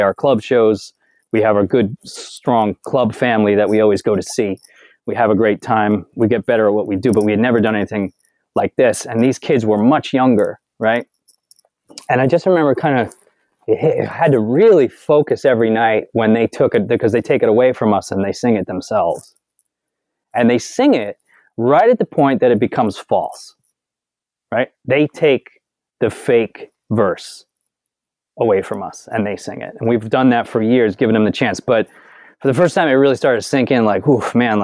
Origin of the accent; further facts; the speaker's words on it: Northport, New York, United States; the town I grew up in, Northport, Long Island